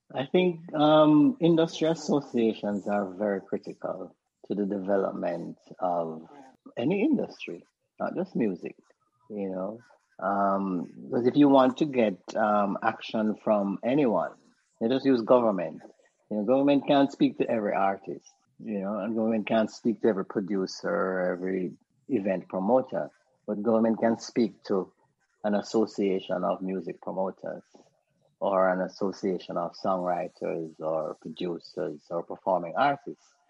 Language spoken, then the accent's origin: English; Jamaica; I'm an African first. Yeah, then I'm a Caribbean yeah, person, well. and then I'm a Jamaican.